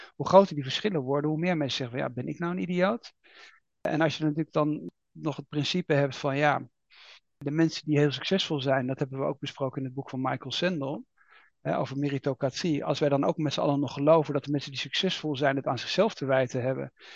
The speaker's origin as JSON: {"language": "Dutch", "country": "Netherlands", "said": "we als Nederlanders"}